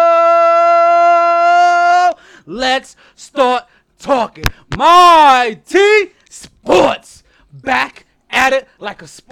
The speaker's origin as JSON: {"language": "English", "town": "New York City", "region": "New York", "country": "United States", "tie": "born or raised there", "also_born_or_lived": "Chester, South Carolina", "said": "I grew up in New York City"}